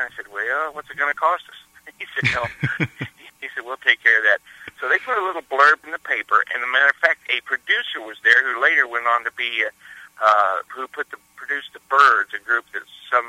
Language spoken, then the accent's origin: English; Ozark Mountains, the Ozarks, United States; moved away as an adult; also born or lived in Southern Illinois; Well, I grew up in the Ozark Mountains, which is not too far from you guys up there.